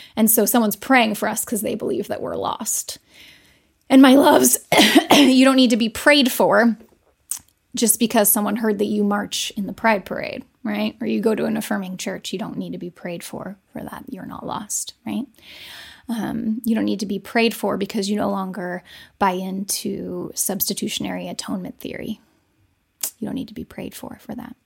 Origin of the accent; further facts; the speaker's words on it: United States; those of us who grew up in America